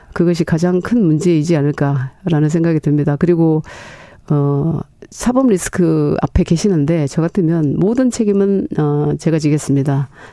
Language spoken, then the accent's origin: Korean; Honam, South Korea; moved away; 실제로 호남 출신은 접니다